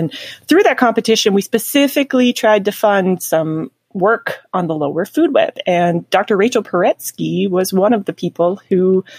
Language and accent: English; Canada; Yes, that's absolutely 100% correct, and I appreciate the Canada reference.